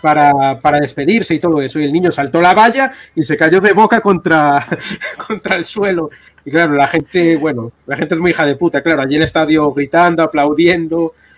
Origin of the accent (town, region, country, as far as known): Spain